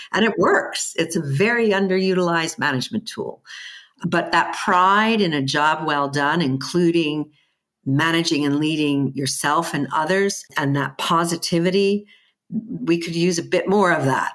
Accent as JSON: {"language": "English", "country": "United States", "tie": "born or raised there", "also_born_or_lived": "Germany", "accent": "American", "moved": "as an adult", "lives_now": "United Kingdom", "said": "I have an American, um, upbringing"}